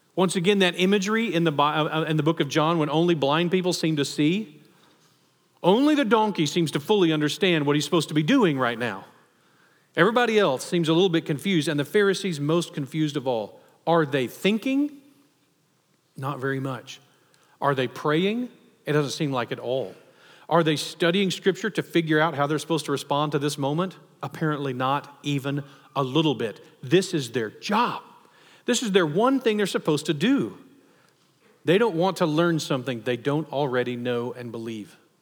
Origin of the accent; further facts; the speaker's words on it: Texas, United States; especially as a Texan